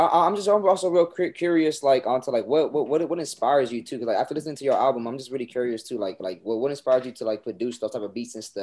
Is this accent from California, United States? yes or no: yes; Los Angeles, California, United States; I grew up out there in LA, out in South Central, man.